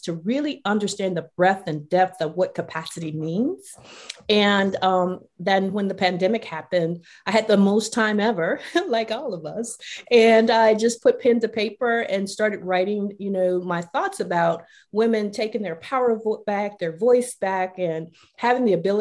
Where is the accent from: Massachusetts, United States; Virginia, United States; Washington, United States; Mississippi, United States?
Mississippi, United States; Mississippi Delta, United States; I grew up in the Mississippi Delta